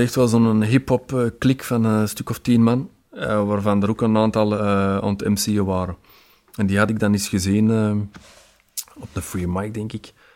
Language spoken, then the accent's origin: Dutch; Antwerp, Flanders, Belgium; als Antwerpenaar